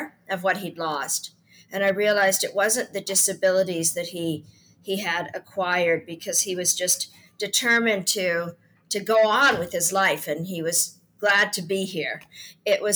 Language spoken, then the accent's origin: English; Canada; also born or lived in United Kingdom; I come from Canada. I live between Canada and the UK